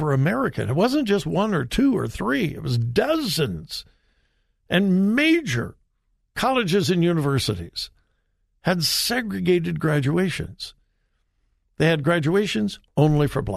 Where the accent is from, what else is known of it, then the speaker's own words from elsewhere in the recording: Compton, California, United States; I grew up in Southern California. I graduated from high school in Compton.